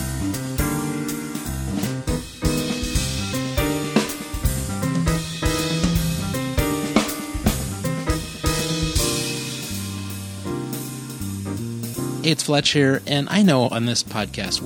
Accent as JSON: {"language": "English", "region": "California", "country": "United States", "said": "we're from California"}